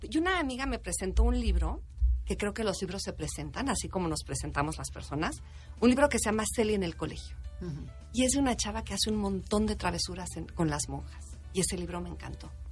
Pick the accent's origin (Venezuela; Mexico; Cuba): Mexico; los mexicanos